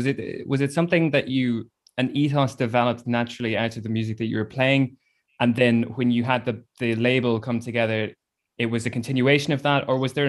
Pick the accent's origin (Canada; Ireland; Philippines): Ireland; Clare, Munster; also born or lived in Galway; I'm from Clare myself, and I spent a lot of time in Galway.